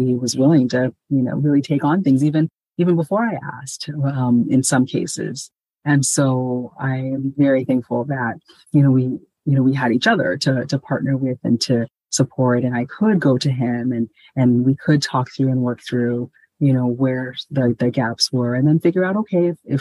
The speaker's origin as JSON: {"language": "English", "country": "Ghana", "tie": "born or raised there", "moved": "yes", "said": "in my home country, Ghana, I know, especially when, you know, when I was a child, there were multiple layers of family all around us"}